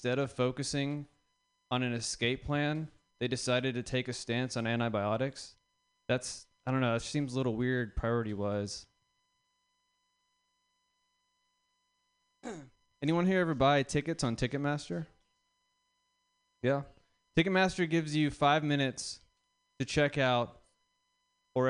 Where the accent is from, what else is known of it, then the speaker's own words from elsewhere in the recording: the South, United States; now in San Francisco, United States; I'm from the South